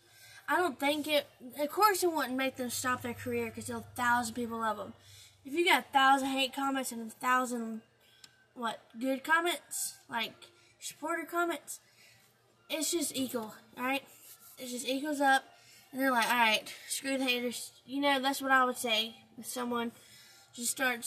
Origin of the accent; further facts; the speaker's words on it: Alabama, United States; I'm 16 years old and I'm from Alabama